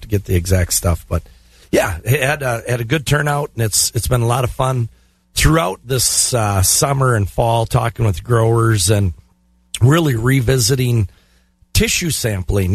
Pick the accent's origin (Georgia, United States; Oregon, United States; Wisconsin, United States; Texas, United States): Wisconsin, United States; Glenwood City; Glenwood City, my hometown.